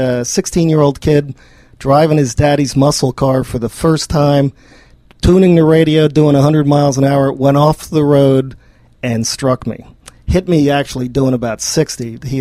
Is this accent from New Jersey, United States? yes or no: yes; New Jersey, United States; moved away as an adult; also born or lived in Arizona; I was born and raised in New Jersey and went to college at University of Arizona.